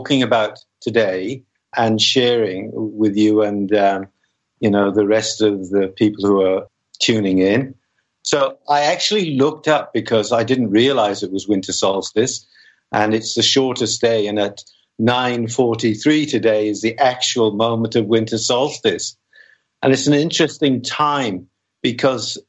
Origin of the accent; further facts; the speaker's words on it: Wales, United Kingdom; I was born in Wales